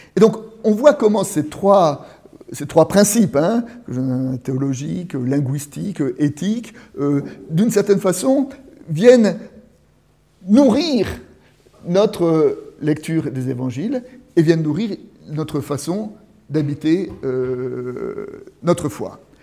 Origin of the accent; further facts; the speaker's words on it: France; je suis français, je suis de tel village